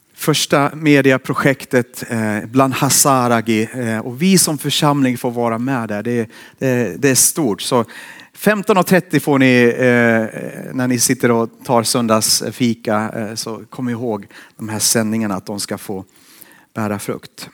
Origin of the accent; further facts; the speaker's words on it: Finland; now in Borås, Sweden; Jag har vuxit upp i Finland